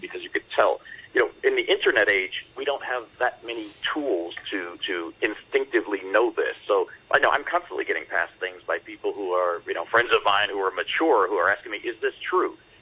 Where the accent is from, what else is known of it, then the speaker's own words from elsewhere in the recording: Detroit, Michigan, United States; I'm from Detroit